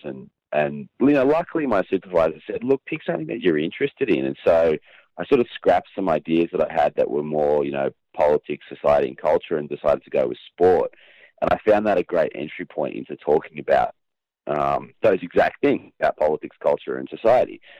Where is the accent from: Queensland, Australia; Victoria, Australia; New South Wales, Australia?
Queensland, Australia; I was born in Queensland, which, um, for your international listeners, is a very large state um, in, in, I guess, the north of Australia